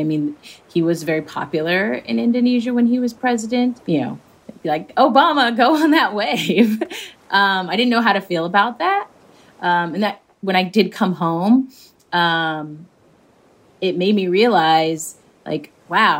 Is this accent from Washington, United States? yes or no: yes; suburb outside of Seattle, Washington, United States; I grew up in the Pacific Northwest, kind of in a suburb outside of Seattle.